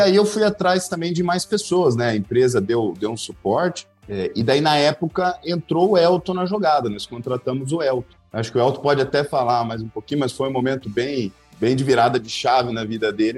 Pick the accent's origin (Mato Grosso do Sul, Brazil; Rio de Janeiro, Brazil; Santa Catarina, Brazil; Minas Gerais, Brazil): Mato Grosso do Sul, Brazil; Campo Grande; moved away as an adult; also born or lived in Itapeva, São Paulo / Dourados, Mato Grosso do Sul; now in Cascavel, Brazil; Eu sou de Campo Grande, Mato Grosso do Sul